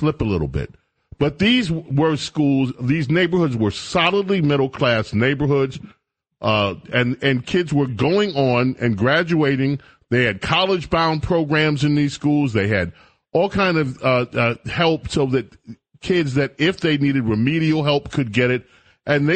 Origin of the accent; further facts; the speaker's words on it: New York City, New York, United States; I grew up in St. Albans